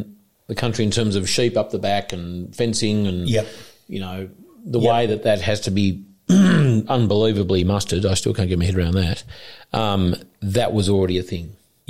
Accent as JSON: {"language": "English", "country": "Australia", "said": "I'm Australian"}